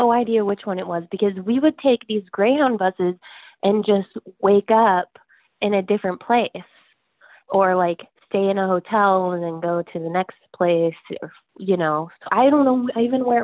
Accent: San Diego, California, United States; I'm from San Diego, California.

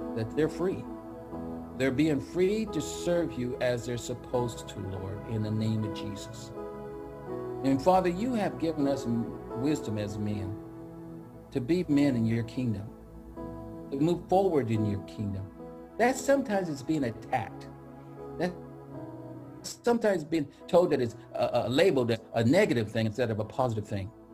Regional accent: Central Valley, California, United States; moved away; also born or lived in Seattle; I grew up in the Central Valley

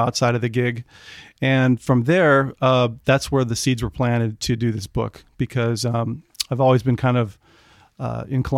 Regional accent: the Bay Area, California, United States; I grew up in the Bay Area

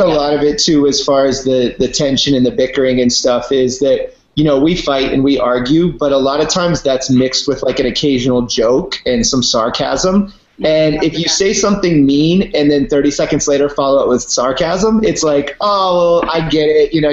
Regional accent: Virginia, United States; also born or lived in Washington, D.C.; Um, yeah, I'm from Virginia. I was born in D.C. and then I moved out. My parents moved us to the woods of Virginia, and I grew up riding horses and skiing

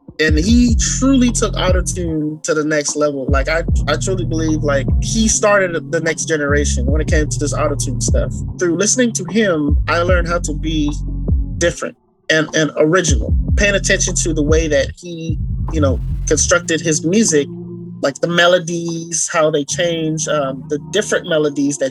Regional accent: Bahamas; I'm also from the Bahamas. Bahamas is one of those places that, you know, you go and you meet good people. You know, my culture, I don't know what it is, but it could be the water. I don't know. But we are brought up to just love one another.

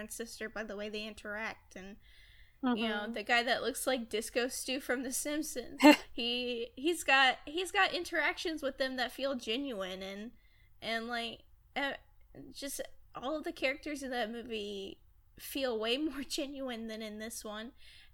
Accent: Texas, United States; I live in Texas. My family is living in Texas. I was born in Texas.

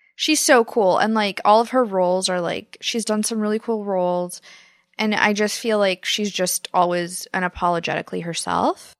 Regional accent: Kansas, United States; moved away; I grew up in Kansas

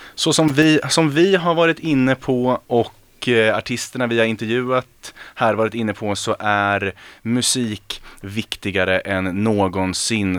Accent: Örebro, Örebro County, Sweden; jag är ju själv, jag är från Örebro

